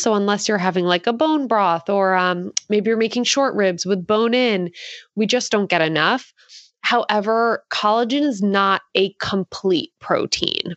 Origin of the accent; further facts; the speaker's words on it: Philadelphia, Pennsylvania, United States; now in Santa Cruz, United States; I currently live in Santa Cruz, California, but, um, I am from Philadelphia